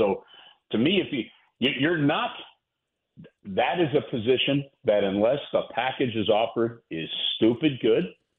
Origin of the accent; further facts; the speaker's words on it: St. Louis, Missouri, United States; I love St. Louis. I love the fact that this is my hometown. I love the fact that we are a great Midwestern city. I love the Midwestern values that we have, right?